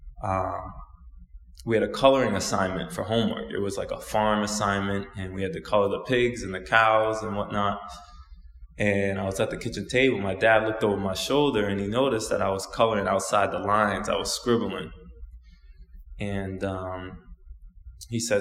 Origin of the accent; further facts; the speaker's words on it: Osaka, Japan; I was born in Osaka, Japan, and I'm half Japanese and I'm half Black.